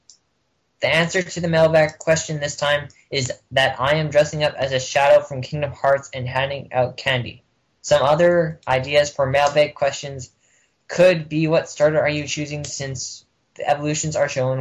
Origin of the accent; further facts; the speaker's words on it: Canada; I'm Canadian